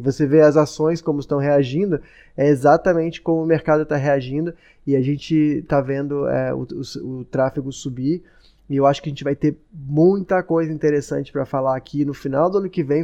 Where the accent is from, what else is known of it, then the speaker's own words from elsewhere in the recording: Brazil; moved away; eu, como brasileiro